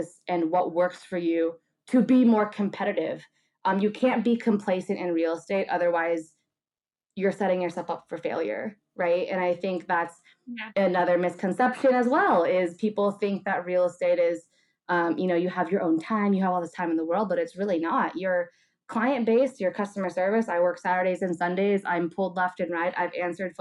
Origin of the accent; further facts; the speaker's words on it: La Quinata, California, United States; Rach, like you and I grew up in La Quinata